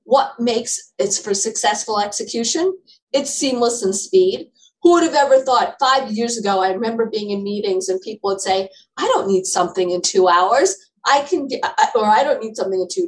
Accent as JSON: {"language": "English", "town": "New York City", "region": "New York", "country": "United States", "tie": "born or raised there"}